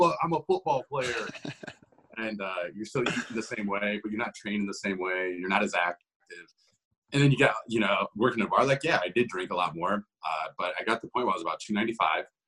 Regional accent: Ohio, United States; also born or lived in Columbus, Ohio; I'm from Ohio. I'm born and raised here. I've been here my entire life.

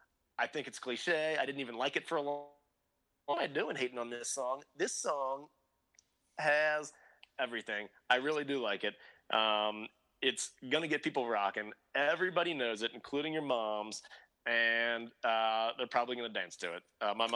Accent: Kentucky, United States; We're all from Kentucky.

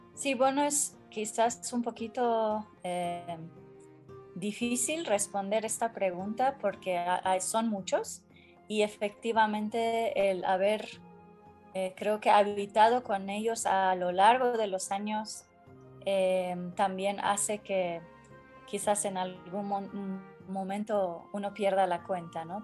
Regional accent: Tehran, Tehran Province, Iran; Spanish is a second language; moved away as an adult; also born or lived in Kermanshah, Iran; yo nací em, en Irán, en la ciudad de Kermanshah, al oeste. Entonces eh, ahí viví eh, más adelante en Teherán, 23 eh, años de mi vida.

